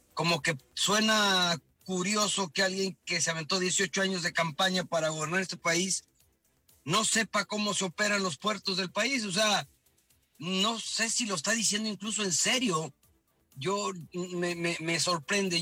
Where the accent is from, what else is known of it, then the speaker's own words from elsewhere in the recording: Veracruz, Mexico; tú, Jorge y yo, que nacimos ahí en la, en la Huaca